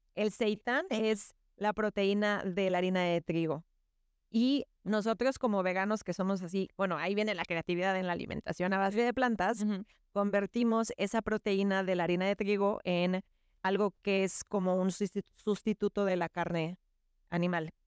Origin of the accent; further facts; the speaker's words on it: Yucatán, Mexico; somos una familia yucateca tradicional